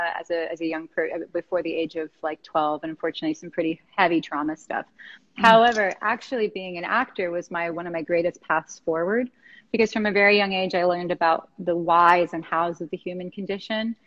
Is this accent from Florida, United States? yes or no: yes; West Palm Beach, Florida, United States; we're both from West Palm Beach